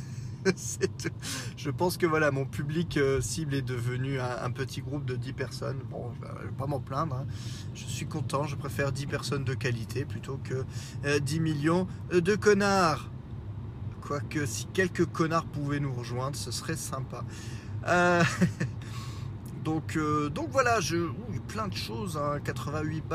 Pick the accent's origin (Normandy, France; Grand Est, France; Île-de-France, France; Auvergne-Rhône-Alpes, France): Grand Est, France; Lorraine; accent: Lorrain; mon accent lorrain